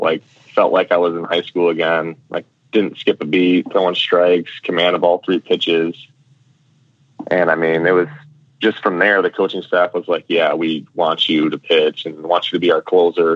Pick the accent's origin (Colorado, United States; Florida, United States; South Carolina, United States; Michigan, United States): Michigan, United States; I'm from Michigan, but my parents are from Wisconsin